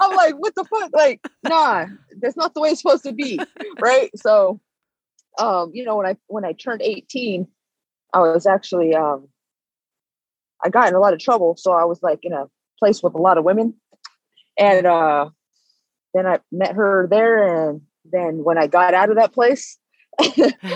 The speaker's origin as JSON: {"language": "English", "area": "Bay Area", "region": "Northern California", "country": "United States", "tie": "born or raised there", "moved": "as an adult", "lives_now": "Las Vegas, United States", "said": "I'm from Northern California, the Bay Area"}